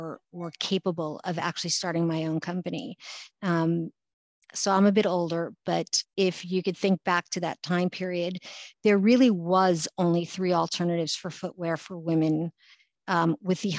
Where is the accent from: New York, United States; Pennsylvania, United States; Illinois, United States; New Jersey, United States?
New York, United States; New York City; I grew up in New York City